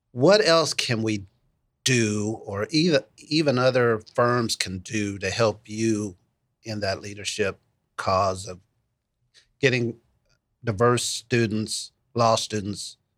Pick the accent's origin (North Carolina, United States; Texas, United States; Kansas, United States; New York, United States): Kansas, United States; Wichita; when I was growing up in Northeast Wichita